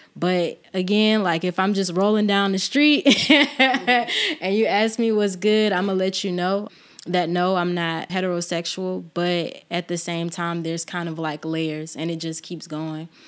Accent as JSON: {"language": "English", "town": "Albany", "region": "Georgia", "country": "United States", "tie": "born or raised there", "said": "I am from Albany, born and raised"}